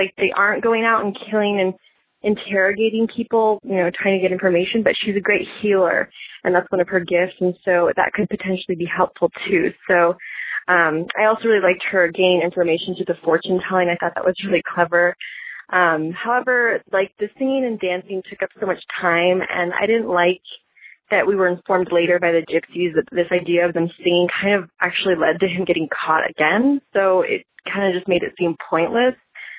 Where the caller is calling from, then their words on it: California, United States; I'm calling from California.